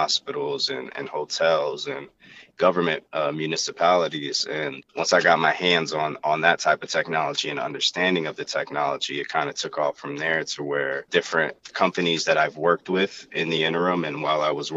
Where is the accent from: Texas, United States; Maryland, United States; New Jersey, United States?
New Jersey, United States; Willingboro; also born or lived in St. Lucia; I'm from Willenboro, same place as Trave